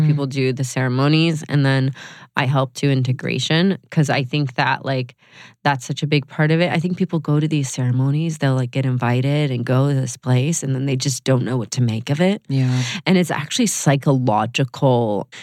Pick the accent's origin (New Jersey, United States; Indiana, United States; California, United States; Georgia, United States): Georgia, United States; moved away as an adult; also born or lived in New York; I was 18 from Georgia